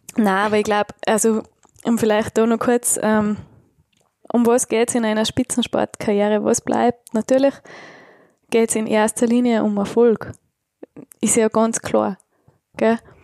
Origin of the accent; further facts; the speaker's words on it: Tyrol, Austria; ich bin Tirolerin